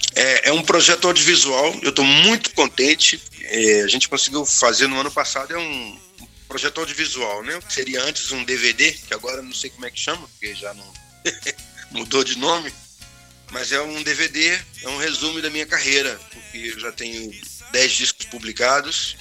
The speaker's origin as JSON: {"language": "Portuguese", "town": "Belo Horizonte", "region": "Minas Gerais", "country": "Brazil", "tie": "born or raised there", "also_born_or_lived": "Ouro Preto", "moved": "yes", "said": "eu nasci em Ouro Preto, mas a minha família foi para Belo Horizonte quando eu era muito pequeno, quando eu tinha um ano de idade. Uhum. Minha família se mudou para Belo Horizonte. Em Belo Horizonte foi onde eu cresci"}